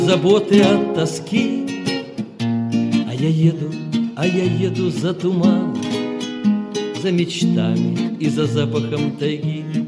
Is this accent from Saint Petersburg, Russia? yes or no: yes; Saint Petersburg, Russia; also born or lived in Korsakov, Sakhalin Oblast; Родился, правда, в городе Корсаке, Сахалинской области. И когда закончилась война, нас перевели в Ленинград. С трех лет я ленинградец.